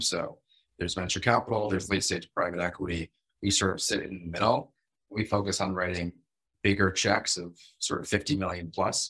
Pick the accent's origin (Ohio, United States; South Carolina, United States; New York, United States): New York, United States; New York City; moved away as an adult; also born or lived in Massachusetts; now in Israel; I grew up in New York City